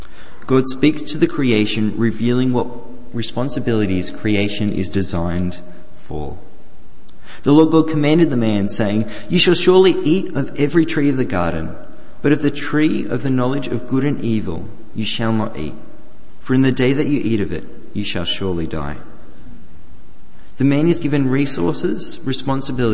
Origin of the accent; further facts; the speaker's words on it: Australia; the farm that I grew up on the New South Wales-Victorian border